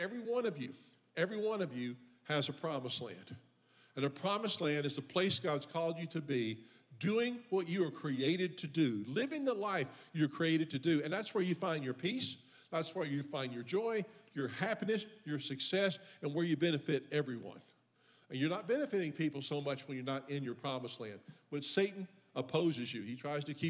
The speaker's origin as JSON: {"language": "English", "town": "Memphis", "region": "Tennessee", "country": "United States", "moved": "yes", "said": "originally, I'm from Memphis, Tennessee"}